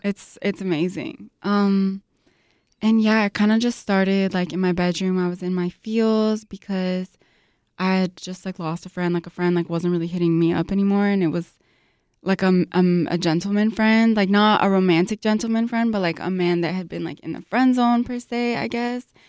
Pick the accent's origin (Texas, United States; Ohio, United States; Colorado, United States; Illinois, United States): Illinois, United States; Chicago; I was born and raised here in Chicago to Lebanese immigrants